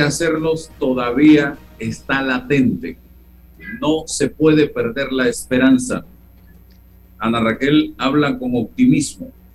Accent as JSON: {"language": "Spanish", "country": "Panama", "said": "somos más panameños porque nos ponemos el suéter rojo de la selección"}